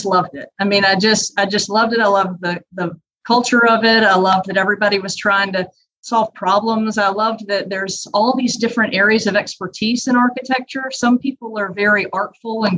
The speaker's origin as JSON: {"language": "English", "region": "Louisiana", "country": "United States", "tie": "born or raised there", "said": "I grew up in Louisiana"}